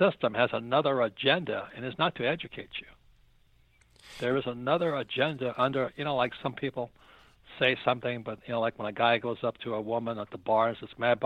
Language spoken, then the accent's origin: English; Hawaii, United States; I'm from Hawaii.